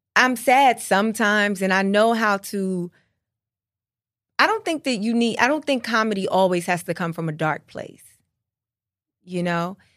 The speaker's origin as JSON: {"language": "English", "country": "United States", "said": "I am culturally a Black American"}